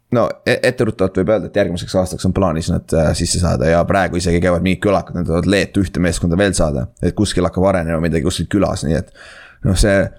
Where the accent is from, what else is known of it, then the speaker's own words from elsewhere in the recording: Saare County, Estonia; moved away; ma olen ise saarlane